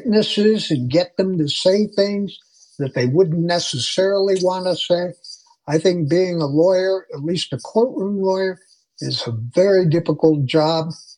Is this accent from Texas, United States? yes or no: no; Chicago, Illinois, United States; moved away as an adult; now in Denver, United States; growing up in Chicago